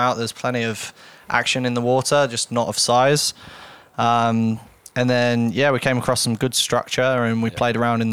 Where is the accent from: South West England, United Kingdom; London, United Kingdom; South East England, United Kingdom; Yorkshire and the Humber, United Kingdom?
South West England, United Kingdom; Torquay; accent: UK; So I'm from Torquay in Devon in the UK, which is the southwest of the UK. I grew up on the coast